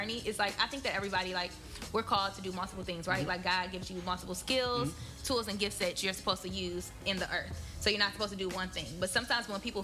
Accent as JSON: {"language": "English", "town": "Benton Harbor", "region": "Michigan", "country": "United States", "moved": "yes", "said": "I am originally from Benton Harbor, Michigan, and I say Benton Harbor loud and proud"}